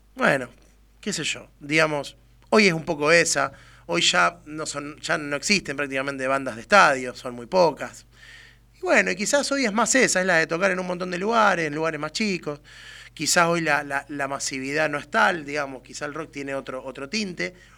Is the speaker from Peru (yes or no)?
no; Argentina; somos argentinos